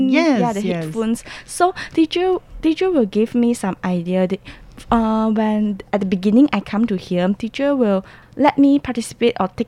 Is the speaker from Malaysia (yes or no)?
yes; Malaysia; because I'm from Malaysia, mm -hmm. so I have learned Malay